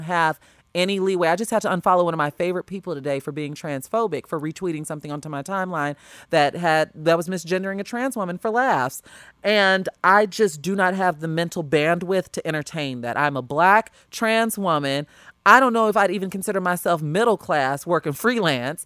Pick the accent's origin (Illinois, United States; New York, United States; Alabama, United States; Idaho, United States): Illinois, United States; Homewood; moved away as an adult; also born or lived in Los Angeles; I am from the South Burbs. I am from Homewood.